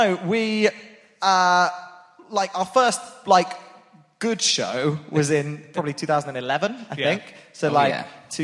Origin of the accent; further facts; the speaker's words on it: Portsmouth, South East England, United Kingdom; moved away; I was from Portsmouth